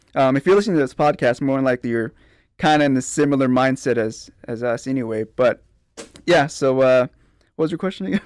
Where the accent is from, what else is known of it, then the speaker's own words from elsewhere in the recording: Pleasanton, Texas, United States; I'm from Pleasanton, uh, born and raised, graduated from Pleasanton High School